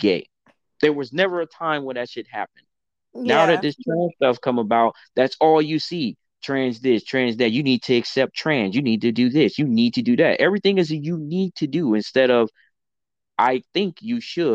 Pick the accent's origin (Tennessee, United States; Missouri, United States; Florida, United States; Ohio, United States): Florida, United States; Miami; growing up in Miami